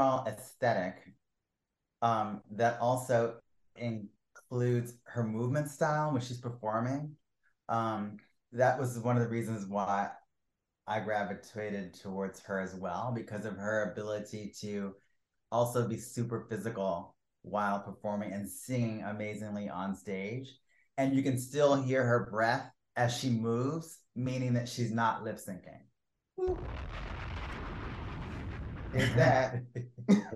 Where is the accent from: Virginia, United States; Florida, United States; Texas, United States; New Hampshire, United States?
Virginia, United States; Williamsburg; moved away as an adult; also born or lived in Washington, D.C.; now in New York, United States; I was born in Colonial Williamsburg, Virginia. Where I lived for, what, 18, 19.